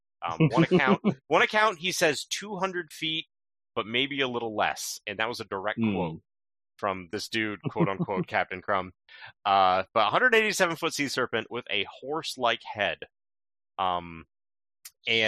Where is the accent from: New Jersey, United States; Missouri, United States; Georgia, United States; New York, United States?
New York, United States; New York side of Lake Champlain, United States; moved away as an adult; now in Vermont, United States; I grew up on the New York side of Lake Champlain, and now I live on the Vermont side of Lake Champlain, up in the north